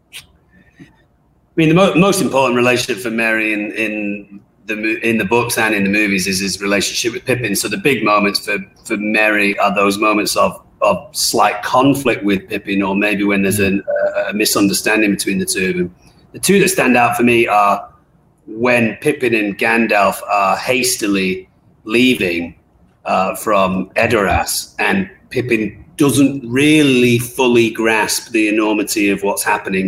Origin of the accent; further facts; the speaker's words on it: England, United Kingdom; myself being English